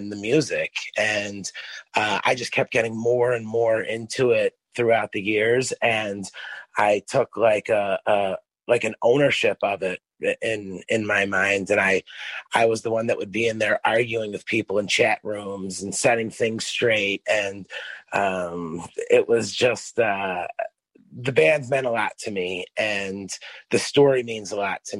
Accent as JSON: {"language": "English", "region": "East Coast", "country": "United States", "tie": "born or raised there", "said": "I grew up on the East Coast"}